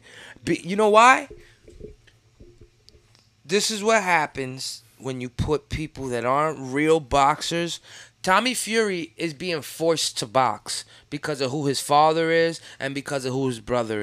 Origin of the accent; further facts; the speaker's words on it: United States; as an American